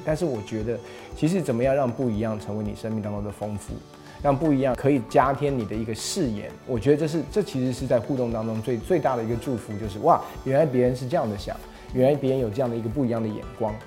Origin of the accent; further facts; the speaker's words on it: United States; now in Taiwan; 我是在美国长大的，所以其实这种肢体的接触跟拥抱，其实在我所熟悉的文化里面是非常非常习惯的